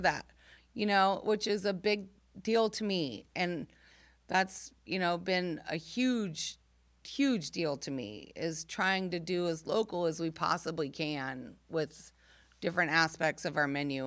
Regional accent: Camargo, Illinois, United States; moved away; I grew up in Camargo, Illinois

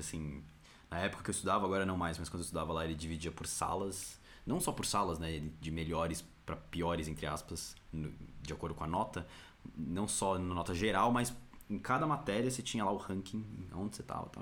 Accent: São Paulo, Brazil; eu nasci em São Paulo, SP, Brasil

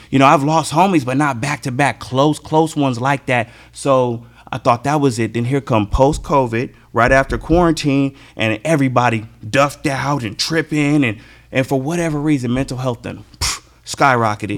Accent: California, United States; I'm from California

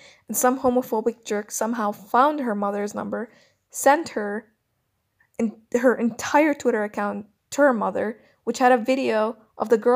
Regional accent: Cairo, Cairo Governorate, Egypt; I'm a 22-year-old lesbian born and raised in Cairo, Egypt.

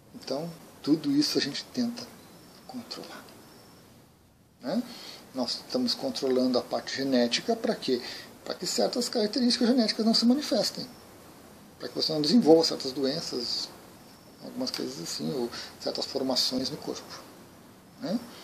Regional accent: Brazil; Aqui no Brasil.

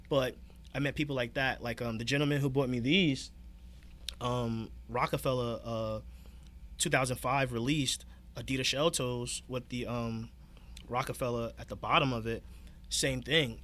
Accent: Newark, New Jersey, United States; I'm originally from Newark, New Jersey

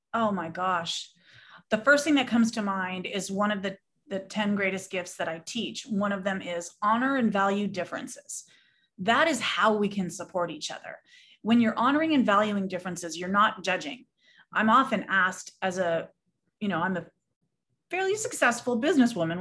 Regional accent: Southern California, United States; I was born and raised in Southern California

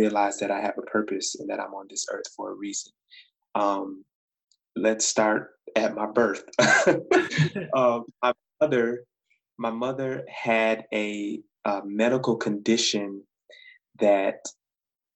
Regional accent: Saginaw, Michigan, United States; moved away as an adult; now in Ypsilanti, United States; I grew up in Saginaw

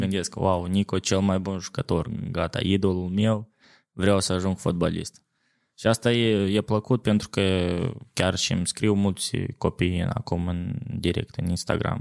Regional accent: Cahul, Cahul District, Moldova; now in Jerusalem, Israel; am crescut la Cahul

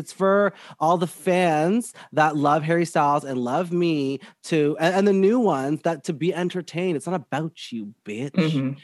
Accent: Whitby, Ontario, Canada; But I grew up in Whitby, Ontario, which is like all white people everywhere

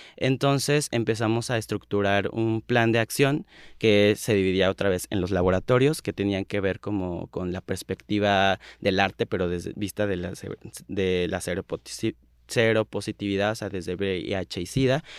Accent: State of Mexico, Mexico; yo soy del Estado de México, yo soy una marica, pues sí, rural

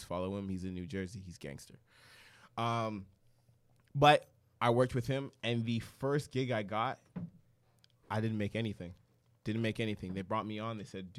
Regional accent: Edmonton, Alberta, Canada; moved away as an adult; I came from Edmonton, Alberta. I came here.

